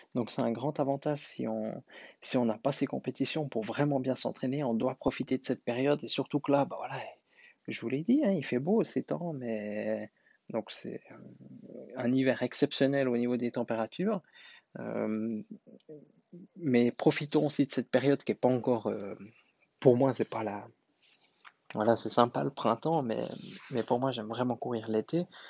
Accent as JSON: {"language": "French", "country": "Switzerland", "said": "je suis suisse"}